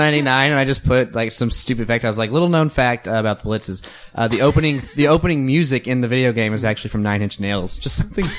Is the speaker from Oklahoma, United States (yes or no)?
yes; Oklahoma, United States; moved away as an adult; also born or lived in Tulsa / Coweta; now in Chicago, United States; I am originally from Oklahoma. I was born in Oklahoma City, then moved to Tulsa when I was five. Went to high school in Coweta, Oklahoma, which is a very, very small country town. And then went to college in Oklahoma City.